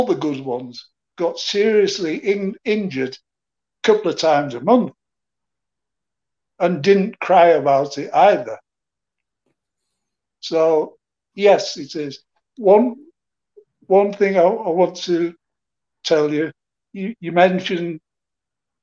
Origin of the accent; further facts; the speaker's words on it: Manchester, North West England, United Kingdom; in my hometown, Manchester, Bellevue